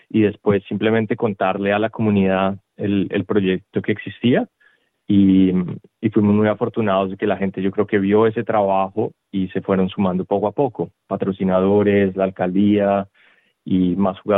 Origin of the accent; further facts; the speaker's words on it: Colombia; moved away as an adult; now in Melbourne, Australia; yo soy originario de Colombia, había jugado fútbol allá muchas veces y al migrar a Australia